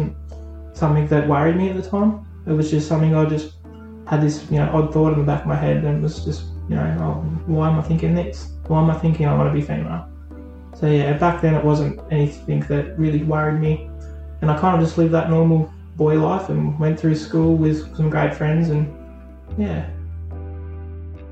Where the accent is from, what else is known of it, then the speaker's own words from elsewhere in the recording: Burnie, Tasmania, Australia; also born or lived in Wynyard; I grew up in Burnie. As a child, younger, I lived in Burnie